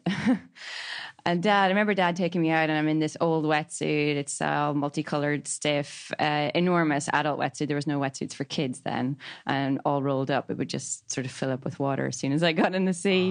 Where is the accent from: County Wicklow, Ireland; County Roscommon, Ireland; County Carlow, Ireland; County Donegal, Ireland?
County Donegal, Ireland; moved away as an adult; also born or lived in Sydney, Australia; growing up in Ireland